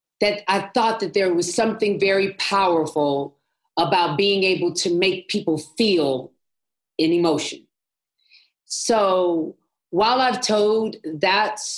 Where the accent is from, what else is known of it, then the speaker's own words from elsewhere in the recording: Los Angeles, California, United States; I'm born and bred in Los Angeles, California